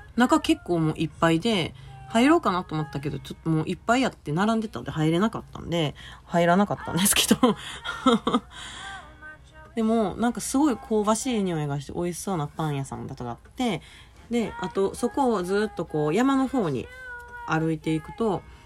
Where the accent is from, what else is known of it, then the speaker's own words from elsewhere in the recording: Osaka, Japan; 私 大阪のね埋め立て地出身なのでもう平らなんですよ